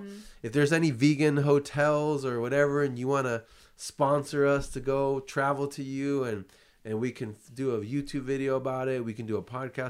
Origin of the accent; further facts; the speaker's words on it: California, United States; I grew up in California, Bay Area, lived too. In Southern California.